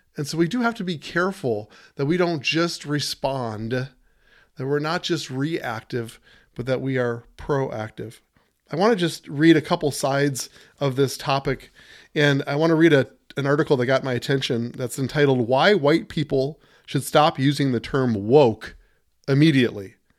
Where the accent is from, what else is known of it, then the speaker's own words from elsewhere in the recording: United States; we're all Americans. We are fellow American citizens here